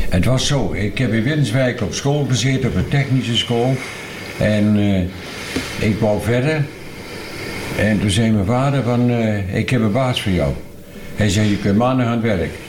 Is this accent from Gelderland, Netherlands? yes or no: yes; Ruurlo, Gelderland, Netherlands; also born or lived in Vorden; ja, ik ben in Vorden eh, geboren, maar ik ben in de Ruurlose Broek ben ik opgegroeid.